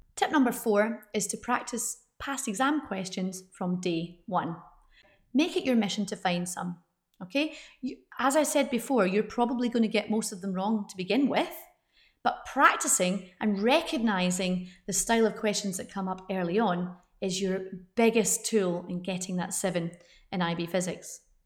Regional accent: United Kingdom; I'm British

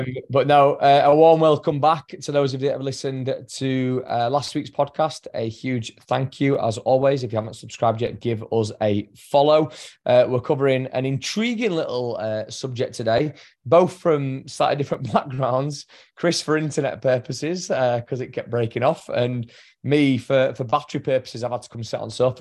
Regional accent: England, United Kingdom; I'm English

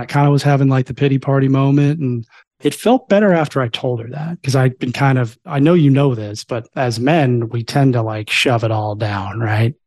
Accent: Florida, United States; I grew up in Florida, too

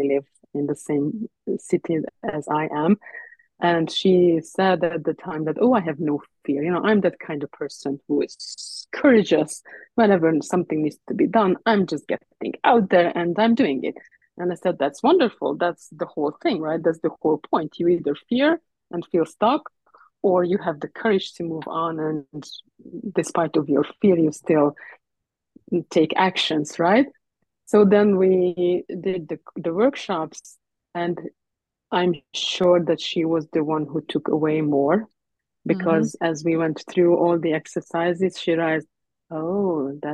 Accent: Hungary; also born or lived in Ireland; now in Canada; we moved to Canada from Ireland, and I was born actually originally in Hungary

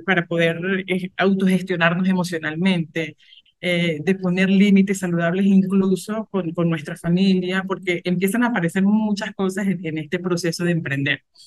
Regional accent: Venezuela; moved away as an adult; also born or lived in Colombia; now in Cuenca, Ecuador; soy venezolana, emigré en el 2018, estuve cuatro, meses, cuatro años en Colombia y ya desde junio del año pasado estoy acá. estoy acá en Cuenca, Ecuador.

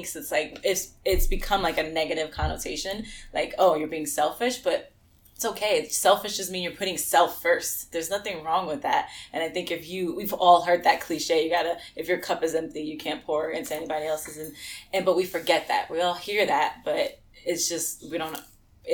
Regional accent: New York City, New York, United States; we're both from New York, from the Bronx, both of us

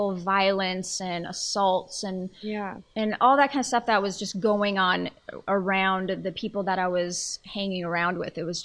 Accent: Colorado, United States; in Colorado, in my home state

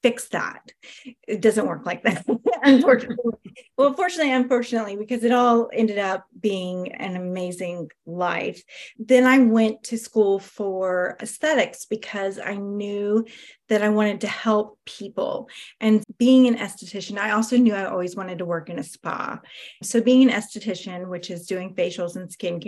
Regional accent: South Georgia, United States; I am from South Georgia, and I am an intuitive healer

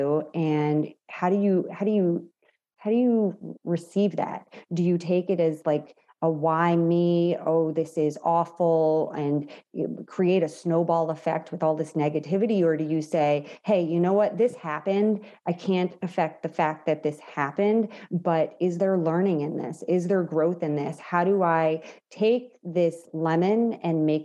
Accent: New York, United States; I'm also Italian from New York

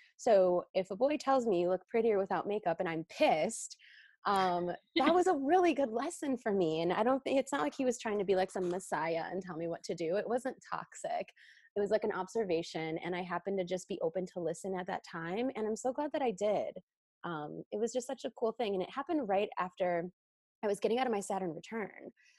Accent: Chicago, Illinois, United States; Like I came from Chicago. So like, you know, we're wearing all black, we're looking sharp. It's the city.

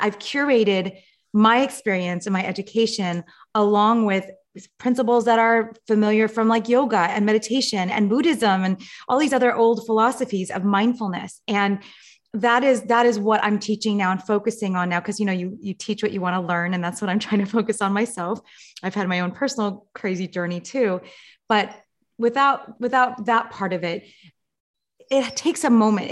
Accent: Los Angeles, California, United States; I grew up in Los Angeles.

